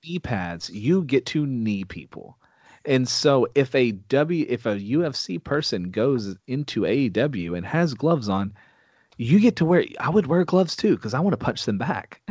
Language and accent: English; Texas, United States; I'm from Texas